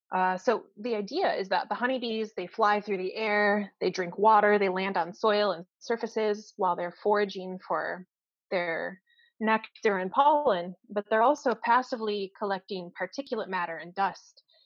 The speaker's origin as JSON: {"language": "English", "country": "United States", "moved": "as an adult", "lives_now": "Canada", "said": "I'm from the United States"}